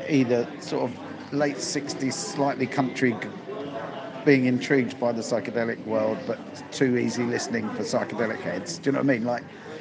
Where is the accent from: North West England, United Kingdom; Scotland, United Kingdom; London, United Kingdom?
London, United Kingdom; Sutton; I grew up in Sutton